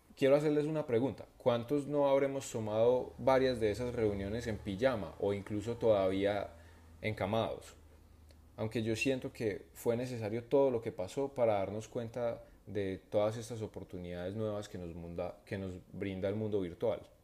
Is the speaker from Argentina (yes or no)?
no; Medellín, Antioquia, Colombia; moved away as an adult; also born or lived in Bogotá; yo no soy de Bogotá también, entonces estoy fuera, estoy en Medellín y donde viven mis padres